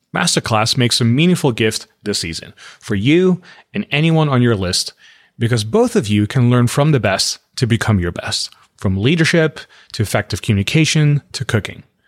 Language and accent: English; Netherlands; moved away as an adult; also born or lived in Los Angeles; now in United States; I grew up in the Netherlands